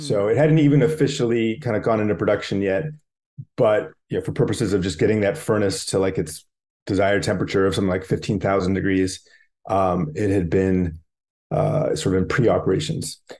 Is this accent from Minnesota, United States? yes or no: no; Bay Area, California, United States; I grew up in the Bay Area